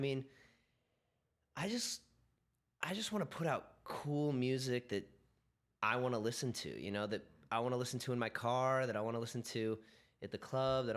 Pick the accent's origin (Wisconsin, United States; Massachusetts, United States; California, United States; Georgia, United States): California, United States; growing up in California